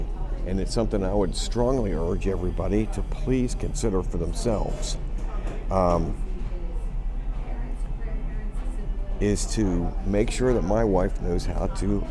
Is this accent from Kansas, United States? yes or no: no; Pittsburgh, Pennsylvania, United States; I'm from Pittsburgh